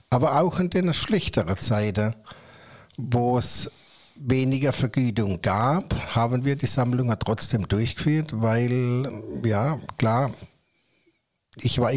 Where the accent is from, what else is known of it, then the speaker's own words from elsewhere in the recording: Waghäusel, Baden-Württemberg, Germany; Waghäusel und äh, ja, ich fühle mich als Wissedeler, Kellocher, Waghäusler, ich gehöre hierher, es ist meine Heimat